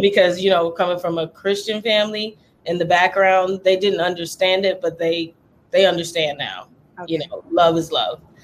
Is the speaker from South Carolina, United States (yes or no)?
yes; Charleston, South Carolina, United States; moved away; I was born in Charleston, South Carolina